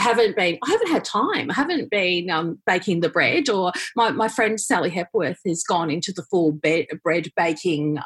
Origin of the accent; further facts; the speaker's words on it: Melbourne, Victoria, Australia; I grew up in Melbourne's western suburbs